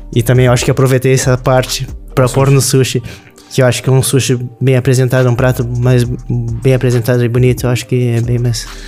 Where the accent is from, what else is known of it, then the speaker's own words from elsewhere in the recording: Rio Grande do Sul, Brazil; moved away as an adult; also born or lived in Florianópolis, Santa Catarina; now in Portugal; Eu sou do sul do Brasil, Rio Grande do Sul